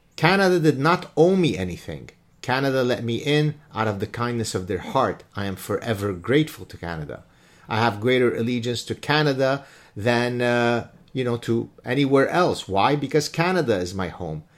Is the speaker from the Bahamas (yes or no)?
no; Lebanon; moved away; I'm a refugee from Lebanon